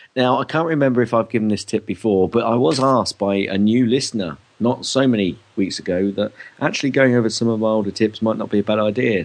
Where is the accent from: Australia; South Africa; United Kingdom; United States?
United Kingdom; especially as British